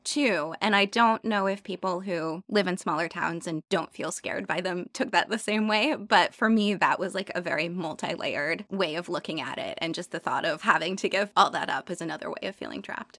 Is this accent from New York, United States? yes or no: yes; New York City, New York, United States; as a New Yorker when I'm out of the city